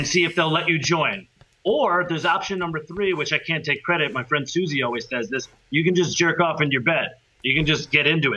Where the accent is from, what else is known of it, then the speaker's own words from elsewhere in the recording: United States; moved away as an adult; now in Europe; as an American